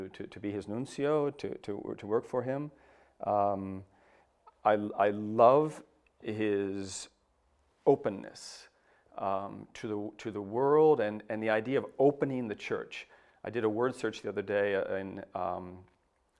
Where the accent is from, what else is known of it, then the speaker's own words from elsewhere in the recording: New York, United States; moved away as an adult; now in Ireland; being an English speaker, being an American, coming from New York